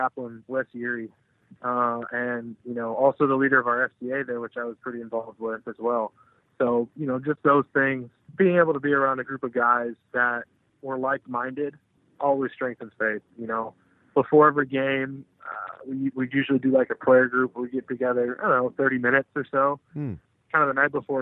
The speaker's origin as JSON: {"language": "English", "town": "Austin", "region": "Texas", "country": "United States", "tie": "born or raised there", "said": "I'm from Texas originally, you know, grew up in Austin"}